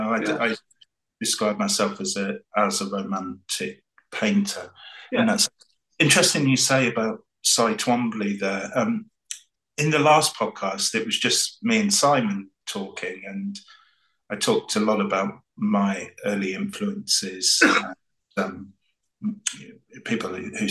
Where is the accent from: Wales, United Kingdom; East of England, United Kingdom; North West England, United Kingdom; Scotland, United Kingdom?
East of England, United Kingdom; the Fens; moved away as an adult; also born or lived in Devon / Cornwall / London; I grew up in the Fens as well